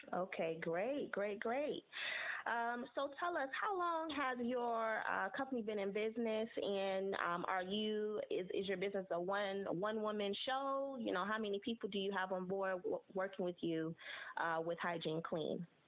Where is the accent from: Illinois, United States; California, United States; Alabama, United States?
Illinois, United States; Chicago; moved away; I'm actually from Chicago. I grew up there